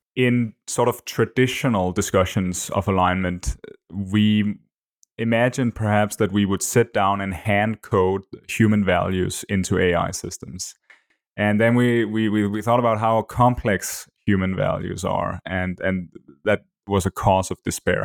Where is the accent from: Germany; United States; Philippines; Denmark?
Denmark; first language Danish; English is a second language; my native language